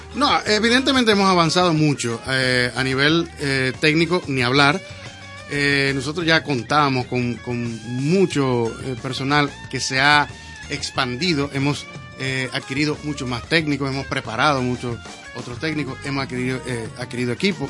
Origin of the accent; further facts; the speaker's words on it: Dominican Republic; yo soy dominicano de aquí